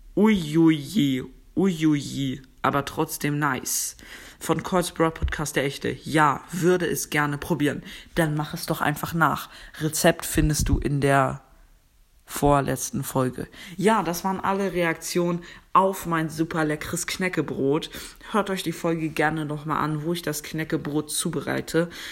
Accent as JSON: {"language": "German", "country": "Germany", "said": "Ich komme aus Deutschland"}